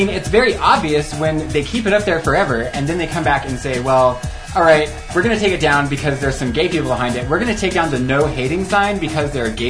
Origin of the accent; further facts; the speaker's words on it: Riverton, Wyoming, United States; now in Laramie, United States; I'm from Riverton, by the way, FYI.